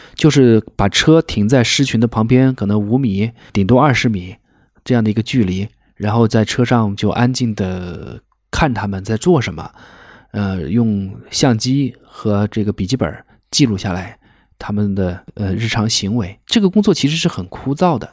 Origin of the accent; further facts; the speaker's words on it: Wuhan, Hubei, China; moved away as an adult; also born or lived in Serengeti National Park, Tanzania; now in Tanzania; 我是武汉人嘛，武汉有一个青山区，离我家是很近的